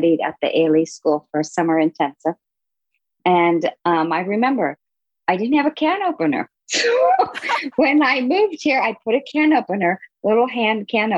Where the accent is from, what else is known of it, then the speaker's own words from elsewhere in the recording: Manhattan, Kansas, United States; moved away; I grew up in Manhattan, Kansas, of all places.